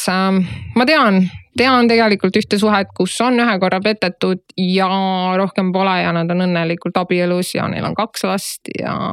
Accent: Estonia

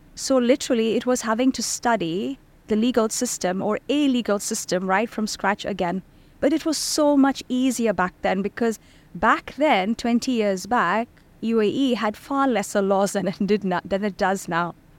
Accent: Bahrain; moved away as an adult; also born or lived in India; now in Dubai, United Arab Emirates; I was born in India, then I was raised in Bahrain

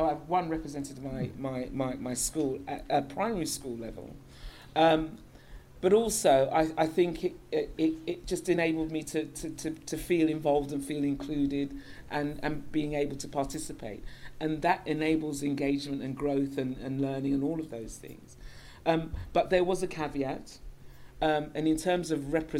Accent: London, United Kingdom; As a little girl growing up in North London, N-O-R-F, the correct side of London, from London, you'll understand the reference. I grew up not too far from here

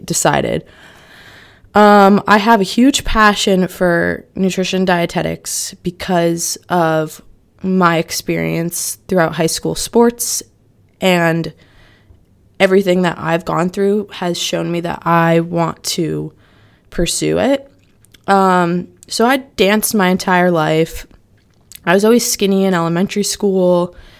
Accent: Norwalk, Connecticut, United States; I'm from Norwalk, Connecticut.

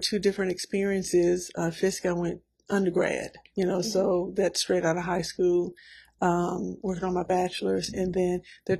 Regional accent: Nashville, Tennessee, United States; I'm from Nashville, Tennessee. I think that is one of the questions that you asked. So I'm a native Nashvillian.

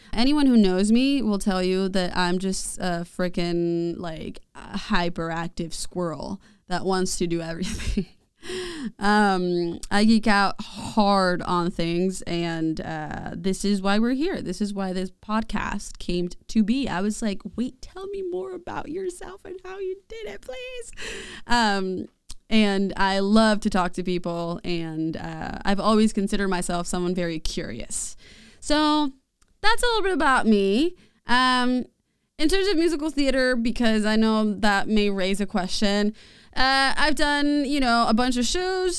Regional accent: Mexico City, Mexico; moved away as an adult; now in San Marcos, United States; I was born and raised there

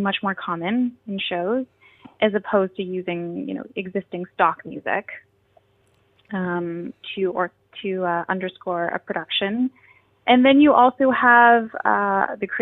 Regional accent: Kingston, Ontario, Canada; moved away as an adult; now in Toronto, Canada; I grew up in Kingston.

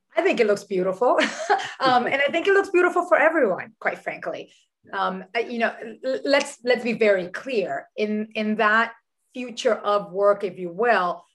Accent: Dominican Republic; also born or lived in New York City, United States; now in United States; I was born in New York City uh, to a, a, father who's Dominican and a mother who's Puerto Rican, but I was raised in the Dominican Republic.

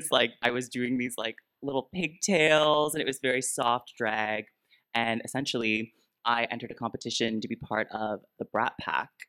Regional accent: Peterborough, Ontario, Canada; also born or lived in Toronto; now in Vancouver, Canada; So the whole time I was just trying to make it in the big city. I moved from Peterborough, Ontario to Toronto, Ontario. Big move.

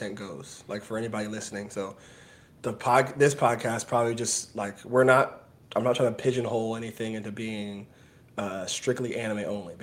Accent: Atlanta, Georgia, United States; now in West Palm Beach, United States; I'm from Atlanta

